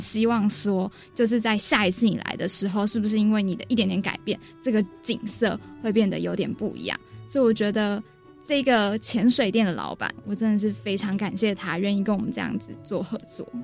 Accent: Penghu County, Taiwan; 其实我本身是澎湖人

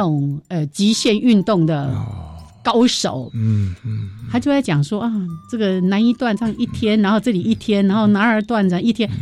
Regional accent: Changhua County, Taiwan; moved away; 以前我在彰化乡下长大

